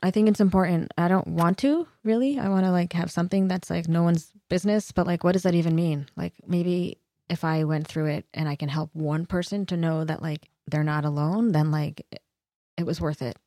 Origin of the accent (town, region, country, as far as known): Los Angeles, California, United States; born or raised there